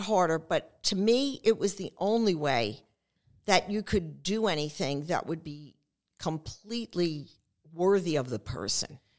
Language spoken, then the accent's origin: English; New York City, New York, United States; growing up on Staten Island